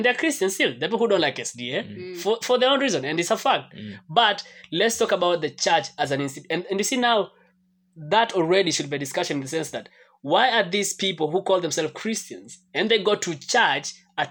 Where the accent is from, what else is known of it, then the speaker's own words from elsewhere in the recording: Kenya; But as a Kenyan.